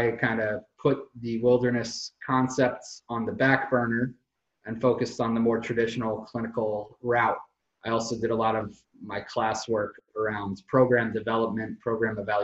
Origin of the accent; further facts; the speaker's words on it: Philadelphia, Pennsylvania, United States; moved away as an adult; also born or lived in Pittsburgh, Pennsylvania / Albuquerque, New Mexico / Hawaii / New York City; now in Seward, Alaska, United States; I grew up in Philadelphia.